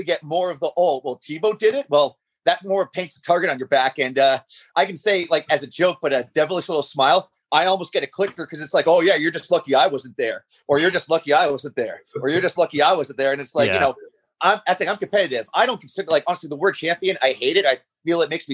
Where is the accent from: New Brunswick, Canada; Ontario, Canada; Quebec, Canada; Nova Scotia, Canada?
Ontario, Canada; Borden; I'm from Borden, which is just outside of Toronto, man. I was raised around Toronto.